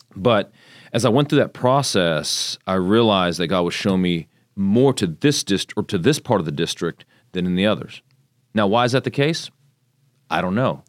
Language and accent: English; Magnolia, Texas, United States; also born or lived in Tokyo, Japan; So I grew up in Japan, moved here when I was six, about what, Magnolia had twelve hundred people